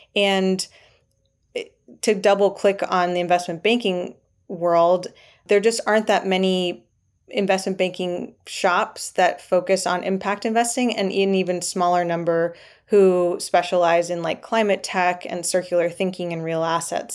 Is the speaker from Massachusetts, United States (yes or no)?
no; Triangle region of North Carolina, United States; I grew up in the Triangle region of North Carolina